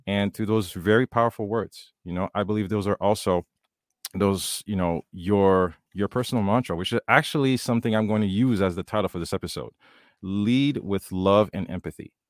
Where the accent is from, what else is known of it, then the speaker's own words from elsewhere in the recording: Haiti; I grew up in Haiti